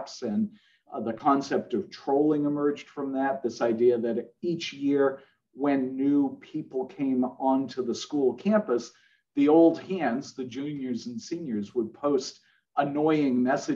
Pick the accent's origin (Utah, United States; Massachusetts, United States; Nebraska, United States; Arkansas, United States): Massachusetts, United States; Boston; I'm from Boston. I was born there